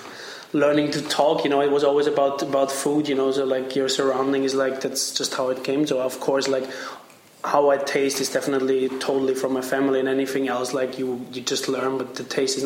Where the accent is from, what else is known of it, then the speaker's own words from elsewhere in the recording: Vienna, Austria; now in Berlin, Germany; I'm from Vienna.